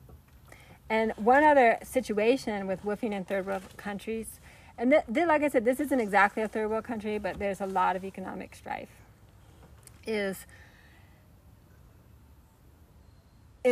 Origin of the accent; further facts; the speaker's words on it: United States; moved away; I'm originally from the States